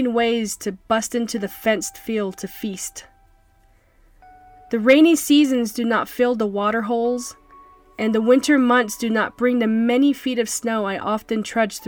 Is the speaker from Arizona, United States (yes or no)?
yes; Shonto, Arizona, United States; also born or lived in Blue Gap, Arizona; I grew up in Shonto and Blue Gap, Arizona, which are small but vibrant communities